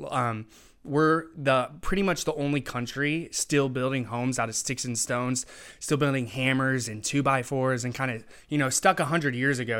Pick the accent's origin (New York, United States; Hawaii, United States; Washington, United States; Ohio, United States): Washington, United States; Tri-Cities; I was born and raised in the Tri Cities, so I really want to reshape where I'm from